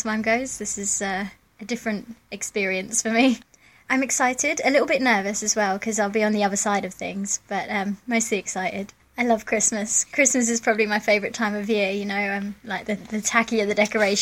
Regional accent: Tunbridge Wells, South East England, United Kingdom; Originally, I'm from Kent, a town called Tunbridge Wells.

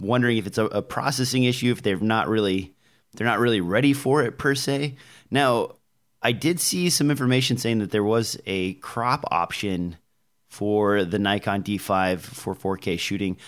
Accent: Nebraska, United States; I'm from Nebraska

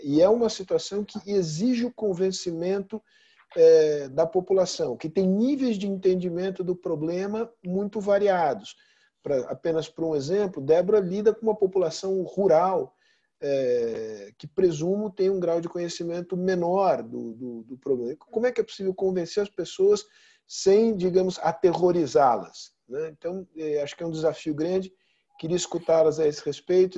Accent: São Paulo, Brazil; eu como paulista

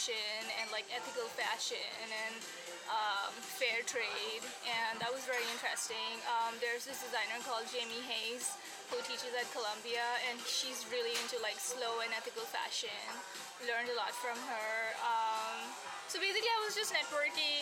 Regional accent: India; moved away as an adult; That's what I went to college for back in India

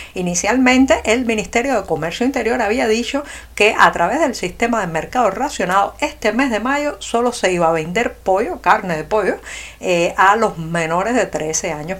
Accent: Cuba; los cubanos, los adultos cubanos, podamos comer el producto

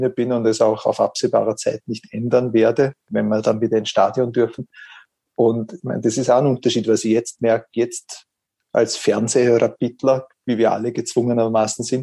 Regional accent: Vorarlberg, Austria; der Großteil sind Rapid-Fans gewesen, mhm. was in Vorarlberg, wo ich herkomme, nicht üblich ist.

